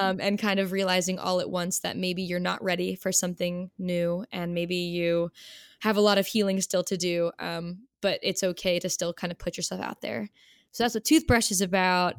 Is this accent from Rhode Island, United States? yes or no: yes; Rhode Island, United States; moved away as an adult; also born or lived in Delaware; now in Philadelphia, United States; I grew up in Rhode Island, actually, um, smallest state